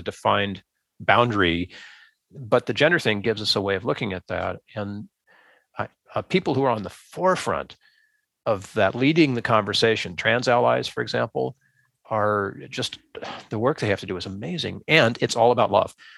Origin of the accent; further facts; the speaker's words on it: United States; as an American